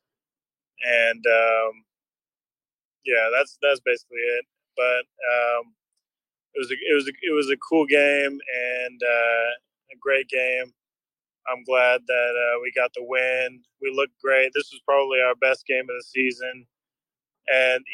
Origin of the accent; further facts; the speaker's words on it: Fair Oaks, California, United States; I'm from Fair Oaks.